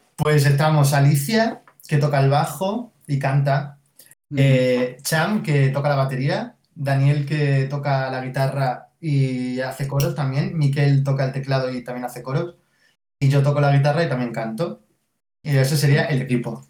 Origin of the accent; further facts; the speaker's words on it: Mérida, Extremadura, Spain; now in Madrid, Spain; Yo soy de Mérida